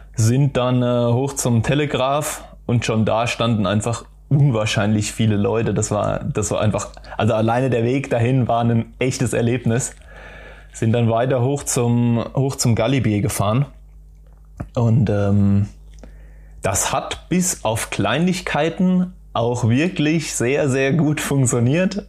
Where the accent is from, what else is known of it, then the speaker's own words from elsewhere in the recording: Dreieich, Hesse, Germany; also born or lived in Darmstadt; ich bin in Dreiser aufgewachsen